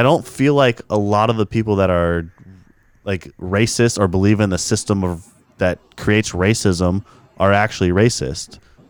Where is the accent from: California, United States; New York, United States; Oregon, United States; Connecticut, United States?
California, United States; Stockton; So I grew up in Stockton, which is a very diverse city in California. But then I, like, part of my life lived in this little rural town right outside of Stockton that was all white.